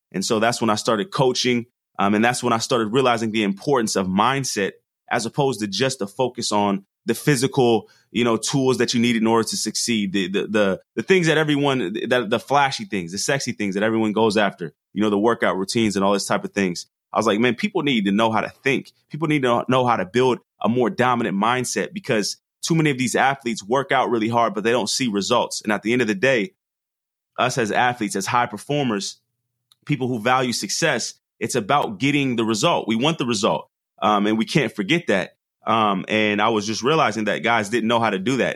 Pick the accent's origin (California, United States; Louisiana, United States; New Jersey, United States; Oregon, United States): Oregon, United States; Portland; I'm from the Northwest. Grew up in Portland